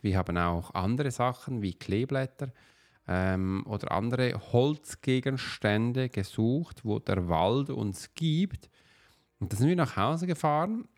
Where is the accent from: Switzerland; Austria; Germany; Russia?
Switzerland; Wir als Schweizer, also ich als Schweizer